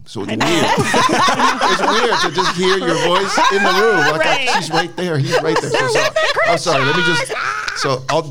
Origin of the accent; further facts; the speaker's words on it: Cameroon; I was born in Cameroon.